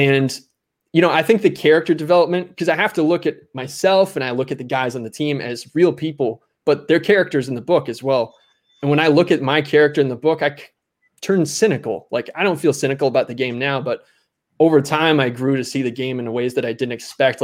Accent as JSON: {"language": "English", "region": "Minnesota", "country": "United States", "tie": "born or raised there", "also_born_or_lived": "South Carolina / Maryland", "moved": "as an adult", "said": "I grew up in Minnesota, which is hockey country, not baseball country"}